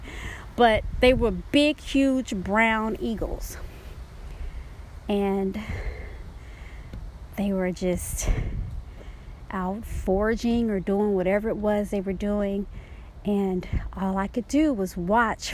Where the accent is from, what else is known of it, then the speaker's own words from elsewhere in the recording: Dallas, Texas, United States; moved away; also born or lived in Oklahoma / Georgia; When I was growing up in Dallas, Texas